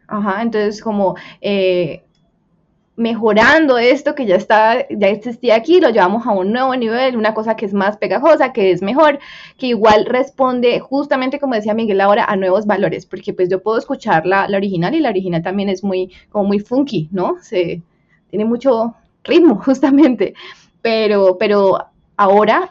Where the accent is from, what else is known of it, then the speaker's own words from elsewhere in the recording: Colombia; somos los colombianos